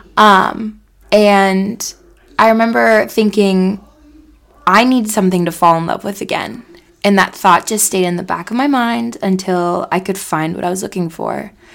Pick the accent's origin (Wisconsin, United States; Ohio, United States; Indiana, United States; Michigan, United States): Ohio, United States; Cincinnati; I grew up in Cincinnati for 24 years